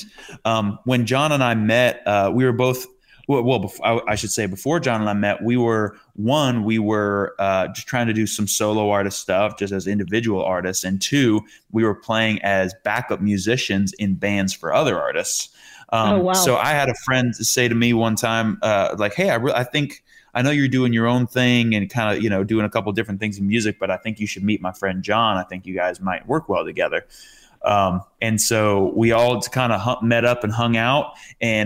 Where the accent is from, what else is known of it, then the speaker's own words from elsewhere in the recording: Rhode Island, United States; moved away as an adult; now in Tennessee, United States; I'm from Rhode Island